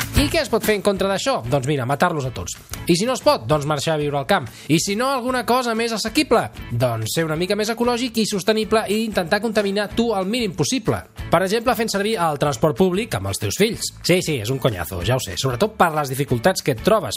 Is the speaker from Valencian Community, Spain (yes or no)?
no; Sabadell, Catalonia, Spain; jo sóc de Sabadell